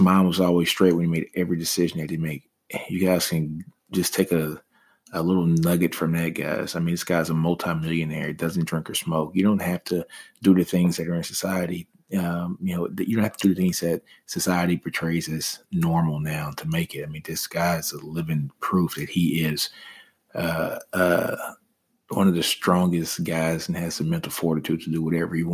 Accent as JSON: {"language": "English", "town": "Shreveport", "region": "Louisiana", "country": "United States", "tie": "born or raised there", "said": "I grew up in Motown, which is in Shreveport, Louisiana"}